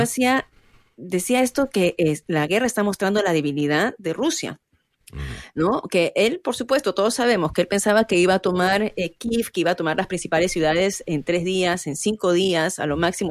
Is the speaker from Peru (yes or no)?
yes; Peru; now in United States; somos, en mi caso, peruano, yo orgullosa de ser peruana